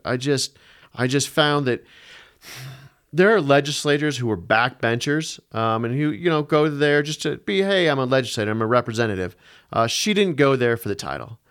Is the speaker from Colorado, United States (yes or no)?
yes; Denver, Colorado, United States; I grew up in Denver. I grew up just on the west side of Denver in Jeffco. Went to Green Mountain High School